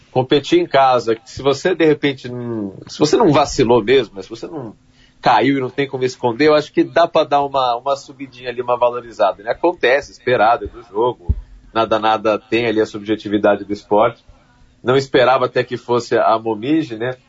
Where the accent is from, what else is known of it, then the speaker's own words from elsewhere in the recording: São Paulo, Brazil; Eu sou paulista